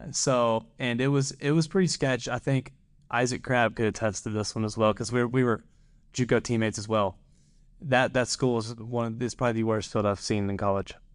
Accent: Madisonville, Kentucky, United States; moved away as an adult; also born or lived in Mount Carmel, Illinois; I'm from Madisonville, Kentucky. Uh, very small, not, uh, it's fairly small town, small area, I'd say. I went to Madisonville, North Hopkins High School

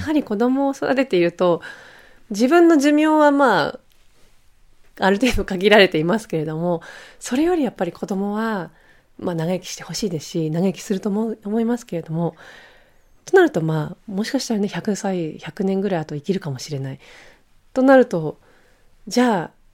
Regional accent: Switzerland; now in Japan; まあスイス出身なので

